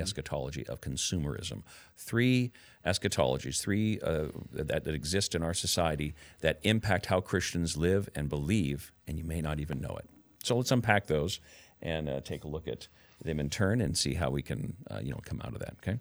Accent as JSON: {"language": "English", "town": "Camas", "region": "Washington", "country": "United States", "tie": "born or raised there", "said": "when I was a kid growing up in Camas. Washougal area"}